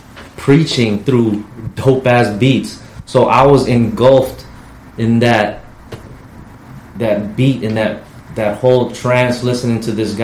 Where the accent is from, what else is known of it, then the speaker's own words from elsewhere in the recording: California, United States; growing up in the South of Market area in the hood.